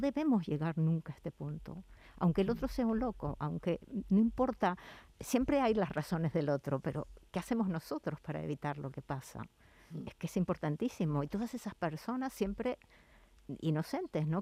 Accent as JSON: {"language": "Spanish", "region": "La Pampa", "country": "Argentina", "moved": "as an adult", "lives_now": "Seville, Spain", "said": "mi ciudad de origen, de, Argentina de La Pampa"}